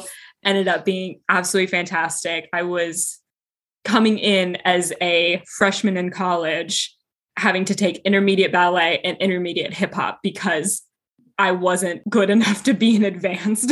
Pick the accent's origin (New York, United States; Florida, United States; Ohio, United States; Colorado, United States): Colorado, United States; moved away as an adult; now in Connecticut, United States; I'm originally from Colorado, but I am living in Connecticut right now